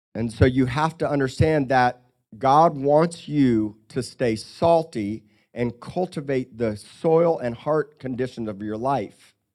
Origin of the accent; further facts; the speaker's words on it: Miami, Florida, United States; Growing up by the ocean and growing up in Miami and here